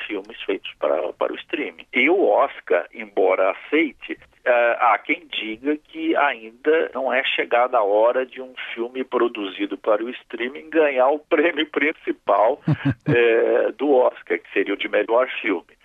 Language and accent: Portuguese; Brazil; Como brasileiro